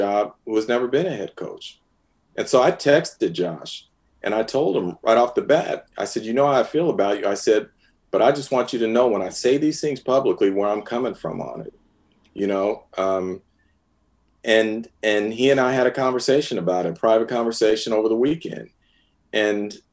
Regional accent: San Francisco, California, United States; I'm a San Francisco native. I was born in San Francisco. Grew up watching the 49ers

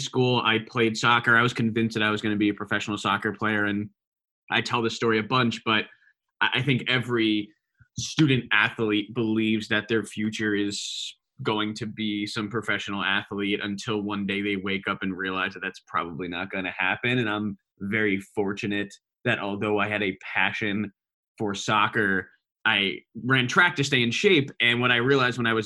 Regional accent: Westfield, New Jersey, United States; moved away as an adult; also born or lived in Virginia / California; I'm lucky enough to grow up in Westfield, New Jersey, where I know you live as well. So I grew up in Westfield basically my whole life

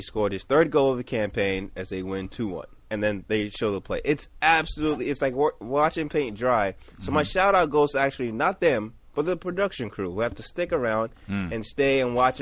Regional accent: Nigeria; moved away; I grew up in Nigeria, which is more or less a British nation.

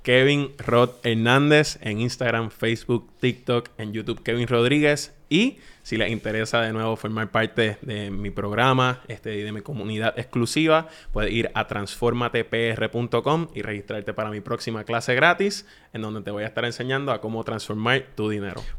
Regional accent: Puerto Rico; accent: Puerto Rican; yo me voy a hablar como puertorriqueño, como yo, como hablo con mis amigos

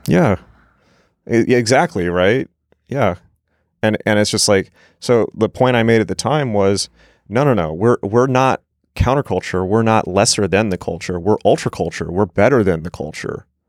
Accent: San Diego, California, United States; I grew up in San Diego

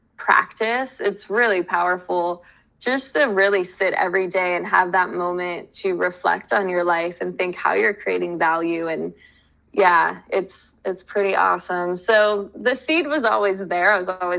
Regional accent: United States; I was born in America

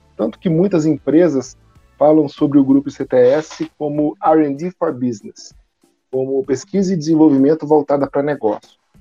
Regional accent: Minas Gerais, Brazil; moved away as an adult; now in Manaus, Brazil; sou mineiro, nasci em Minas Gerais, sou formado na FMG, e em 2004 eu vim para Manaus

